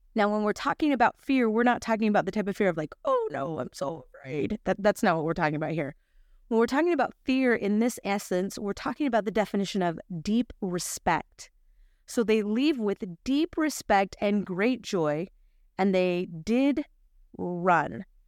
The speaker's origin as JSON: {"language": "English", "town": "Salt Lake City", "region": "Utah", "country": "United States", "said": "I'm from Salt Lake City"}